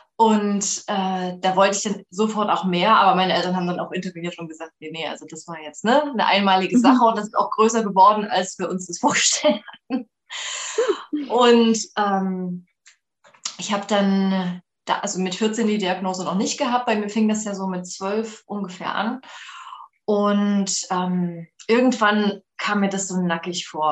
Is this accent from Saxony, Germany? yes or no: yes; Leipzig, Saxony, Germany; ich komme aus Leipzig und hier gibt es ja immer noch Jugendweihe.